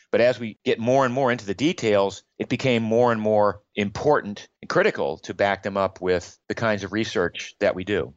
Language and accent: English; Maine, United States; I grew up in Maine in the US.